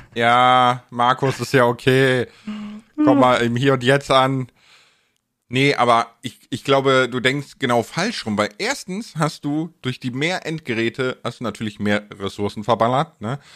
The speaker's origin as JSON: {"language": "German", "town": "Bonn", "region": "North Rhine-Westphalia", "country": "Germany", "said": "ich komme ja aus Bonn"}